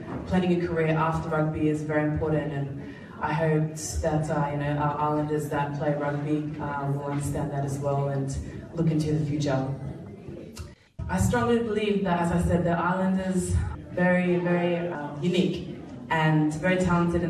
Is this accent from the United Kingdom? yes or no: no; Pacific Harbour, Central Division, Fiji; moved away; also born or lived in Suva, Fiji; We grew up in Pacific Harbour